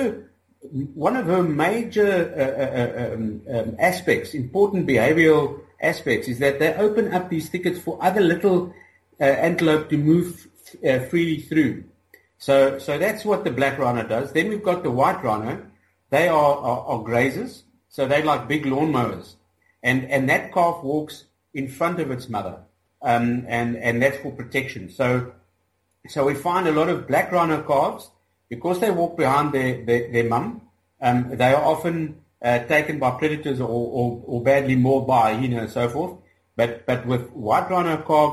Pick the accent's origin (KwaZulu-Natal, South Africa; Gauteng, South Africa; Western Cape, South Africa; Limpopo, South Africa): Gauteng, South Africa; also born or lived in Mozambique; I'm from South Africa. I'm from a little mining town in the west of Johannesburg, where I grew up